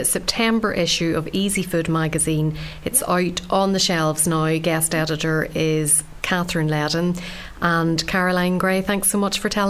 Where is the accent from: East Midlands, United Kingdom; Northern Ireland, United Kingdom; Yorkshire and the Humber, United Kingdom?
Northern Ireland, United Kingdom; Ballymena; a guy that I grew up with in Ballymena